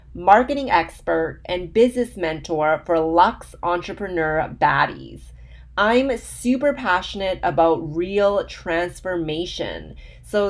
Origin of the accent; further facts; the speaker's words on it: Vancouver, British Columbia, Canada; Vancouver, which is my hometown